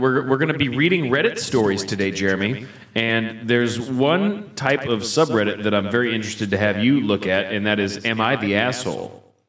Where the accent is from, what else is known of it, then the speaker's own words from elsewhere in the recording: the South, United States; We are from the South.